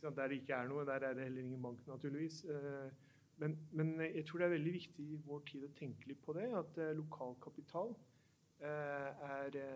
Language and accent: Norwegian; Oslo, Norway; jeg vokste opp i Oslo